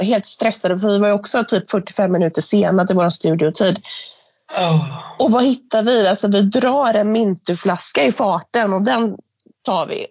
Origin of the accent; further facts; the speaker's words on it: Gothenburg, Västra Götaland, Sweden; accent: göteborgska; jag har en fantastisk göteborgska